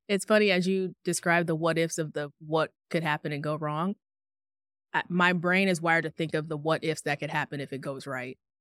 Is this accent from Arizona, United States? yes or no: yes; Tucson, Arizona, United States; moved away as an adult; also born or lived in Phoenix, Arizona; I'm born and raised in Tucson, Arizona